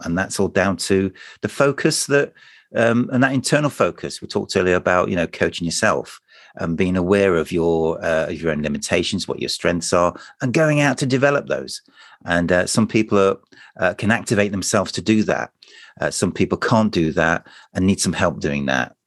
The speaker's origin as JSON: {"language": "English", "country": "United Kingdom", "said": "we're British"}